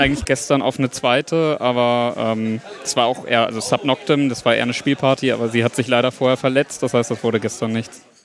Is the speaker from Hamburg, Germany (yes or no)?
yes; Hamburg, Germany; Ich bin 19, ich komme aus Hamburg